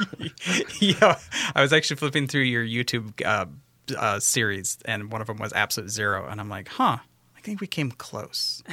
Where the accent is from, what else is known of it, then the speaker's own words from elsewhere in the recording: Western Washington, United States; now in Minnesota, United States; I grew up in Western Washington